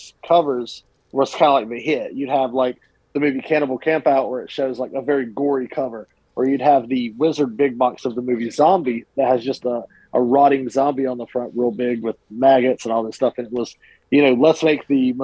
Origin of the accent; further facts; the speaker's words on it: Cat Square, North Carolina, United States; also born or lived in Hickory, North Carolina; I grew up in a small town called Cat Square, North Carolina.